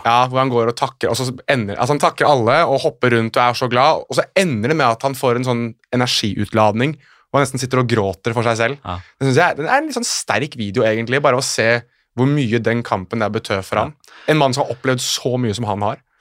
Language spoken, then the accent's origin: Norwegian; Norway; also born or lived in Morocco (ancestry); Jeg er jo norsk av marokkansk opphav, eller halvt norsk, halvt marokkaner